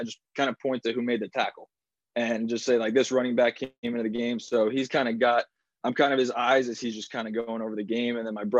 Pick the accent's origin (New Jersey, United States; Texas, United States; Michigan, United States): New Jersey, United States; also born or lived in Indiana; I was driving from Indiana right to Ocean City, New Jersey, and I'm going through Philly and I hear honking again. And I'm like, okay, I'm home.